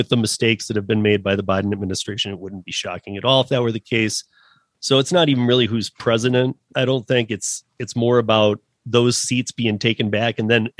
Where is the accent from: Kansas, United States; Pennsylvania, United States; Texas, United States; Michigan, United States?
Michigan, United States; And I'm originally from Michigan, so probably worse than Detroit right now.